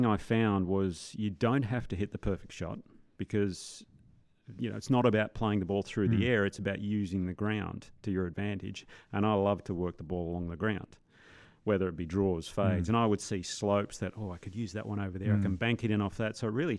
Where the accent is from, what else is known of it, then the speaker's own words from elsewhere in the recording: Perth, Western Australia, Australia; Growing up in Perth, one of the most windiest cities in the world, you had to learn how to flight the ball, change trajectories, and the harder it got, the better I played.